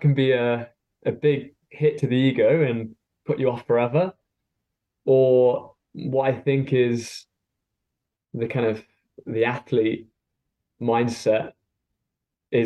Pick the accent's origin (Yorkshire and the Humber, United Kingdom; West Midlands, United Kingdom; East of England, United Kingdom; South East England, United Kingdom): West Midlands, United Kingdom; Stone; now in Hertfordshire, United Kingdom; I grew up in Stone in Staffordshire